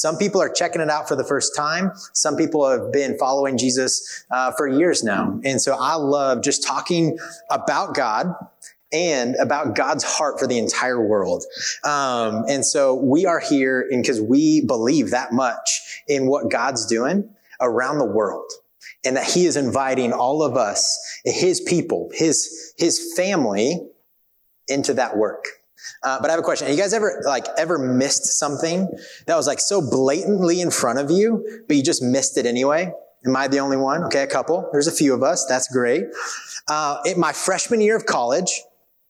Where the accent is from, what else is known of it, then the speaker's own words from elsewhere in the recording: Kansas, United States; moved away; I grew up in Kansas